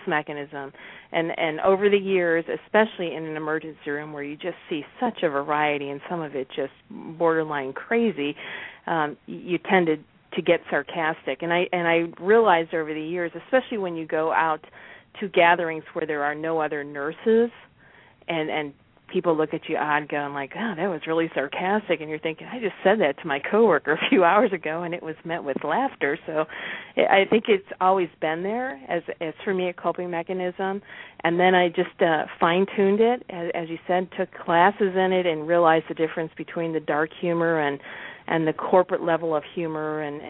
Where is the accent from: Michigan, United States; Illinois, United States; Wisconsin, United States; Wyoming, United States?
Illinois, United States; Chicago; now in Florida, United States; I'm actually originally from Chicago